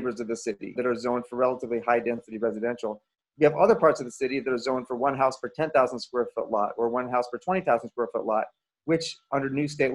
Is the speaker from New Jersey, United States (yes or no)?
no; Washington, District of Columbia, United States; now in Portland, United States; I grew up in Washington, D.C.